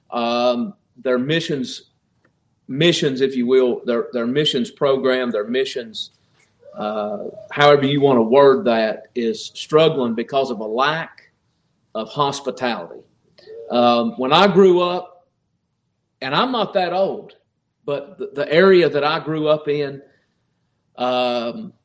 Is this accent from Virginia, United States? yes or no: yes; Appalachia, Virginia, United States; I grew up in Appalachia, Virginia, and the area that I grew up in, there was no such thing as a stranger.